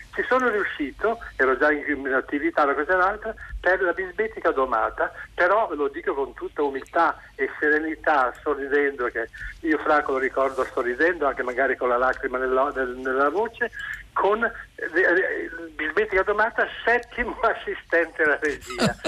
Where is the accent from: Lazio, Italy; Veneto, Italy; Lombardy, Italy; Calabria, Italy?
Lombardy, Italy; Milan; sono milanese